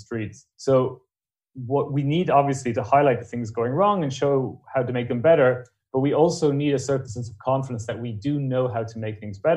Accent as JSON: {"language": "English", "country": "Ireland", "said": "being Irish"}